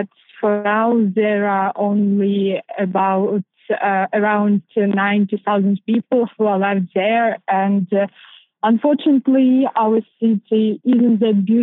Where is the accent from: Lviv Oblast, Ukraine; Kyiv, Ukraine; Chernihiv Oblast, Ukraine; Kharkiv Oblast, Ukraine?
Chernihiv Oblast, Ukraine; Chernihiv; moved away as an adult; also born or lived in Krakow, Poland; I came from Chernihiv. It's a beautiful town located in the north of Ukraine